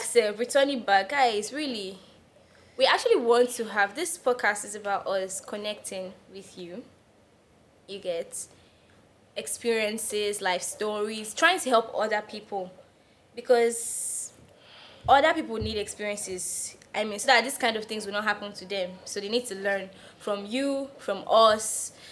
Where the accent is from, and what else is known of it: Nigeria